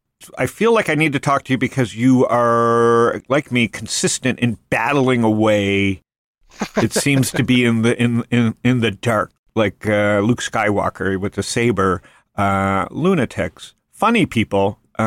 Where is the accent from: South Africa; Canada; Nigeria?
Canada; now in United States; I came from Canada, so I'm very pro-U.S.